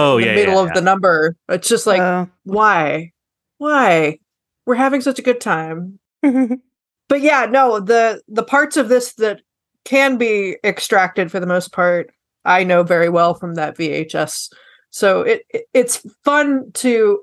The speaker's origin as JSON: {"language": "English", "region": "Kentucky", "country": "United States", "tie": "born or raised there", "said": "I grew up in Kentucky"}